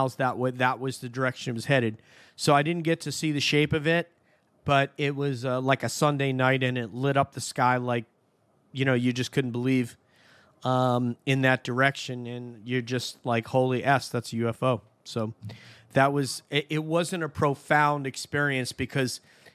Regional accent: Hudson Valley, New York, United States; I'm from the Hudson Valley

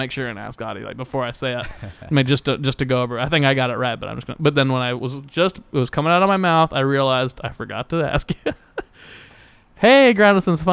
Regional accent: Wichita, Kansas, United States; I'm from Wichita.

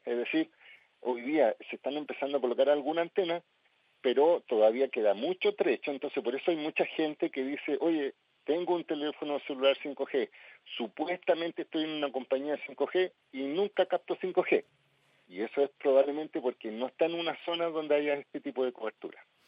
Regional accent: Viña del Mar, Valparaíso, Chile; yo soy de Santa Inés

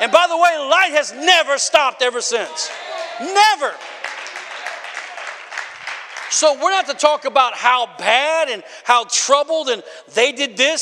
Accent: Wisconsin, United States; I come from Wisconsin

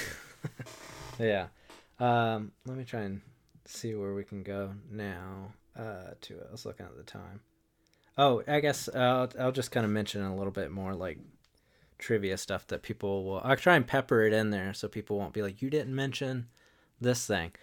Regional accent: Wilmington, North Carolina, United States; I grew up in, uh, Wilmington, North Carolina

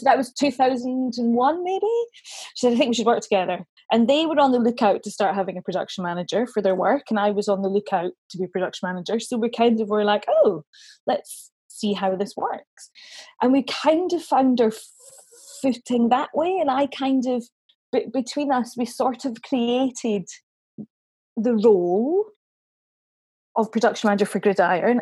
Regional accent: Dunfermline, Scotland, United Kingdom; I'm from Dunfermline originally, in Fife, sunny Dunfermline

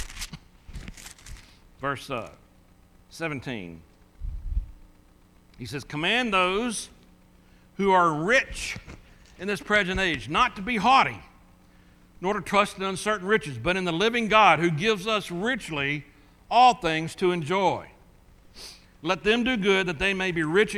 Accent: United States; I'm from America

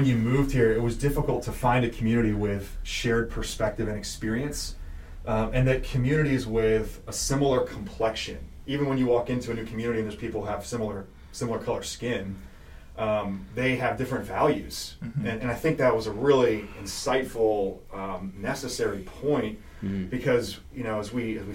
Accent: New Jersey, United States; now in Pennsylvania, United States; I'm from Jersey. I love Jersey

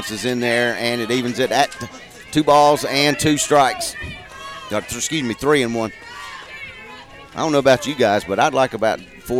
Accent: McComb, Mississippi, United States; I am from Macomb.

